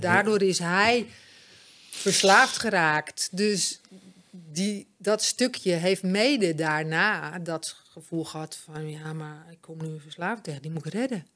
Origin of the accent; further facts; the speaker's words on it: Amsterdam, North Holland, Netherlands; moved away; also born or lived in Bloemendaal / Alkmaar / Egmond aan Zee; ik kom van oorsprong uit Amsterdam, maar wij waren altijd aan zee